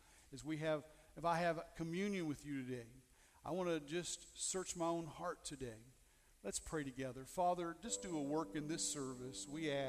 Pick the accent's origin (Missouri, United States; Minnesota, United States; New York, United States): Missouri, United States; I'm from Missouri.